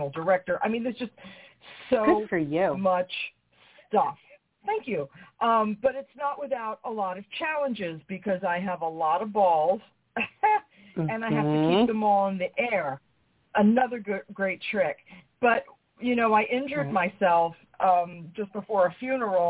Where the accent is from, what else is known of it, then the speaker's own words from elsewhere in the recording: New York, United States; I'm from New York.